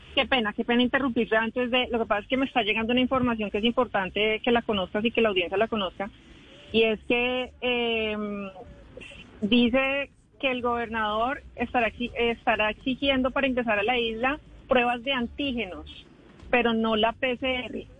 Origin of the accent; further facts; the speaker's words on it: San Andrés, San Andrés and Providencia, Colombia; nosotros los que somos de San Andrés, los raizales